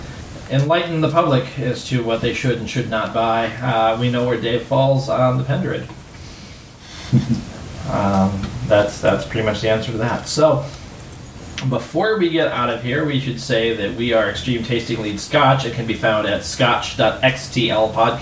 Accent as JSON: {"language": "English", "region": "Midwest", "country": "United States", "said": "I'm an American. Treacle's not something that's common here, at least in the Midwest"}